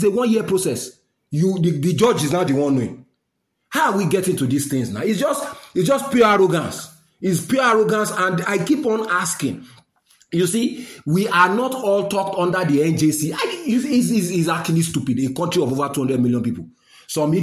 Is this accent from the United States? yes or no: no; Nigeria; I'm a Nigerian